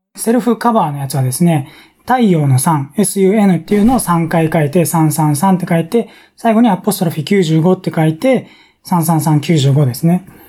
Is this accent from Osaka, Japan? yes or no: no; Tokyo, Japan; 僕東京なんですけどね